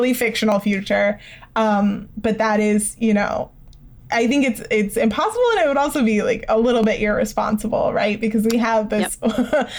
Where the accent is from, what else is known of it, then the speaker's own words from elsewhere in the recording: Tucson, Arizona, United States; moved away; I grew up there